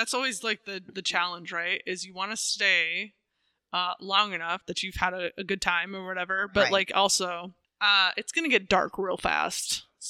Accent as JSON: {"language": "English", "area": "just over the border from Minnesota", "region": "South Dakota", "country": "United States", "tie": "born or raised there", "said": "In Minnesota. And my hometown is just a hop, skip, and a jump over the border."}